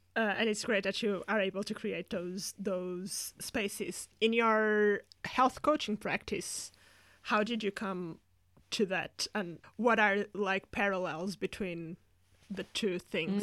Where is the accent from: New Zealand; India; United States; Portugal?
Portugal; now in United Kingdom; I come from Portugal that has, like, a huge drinking culture as well